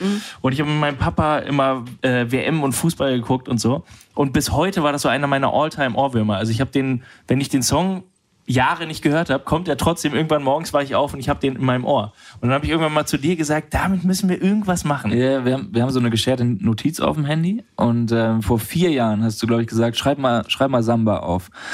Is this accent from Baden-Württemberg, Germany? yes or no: no; Düsseldorf, North Rhine-Westphalia, Germany; Ich komme aus Düsseldorf, da aus der Ecke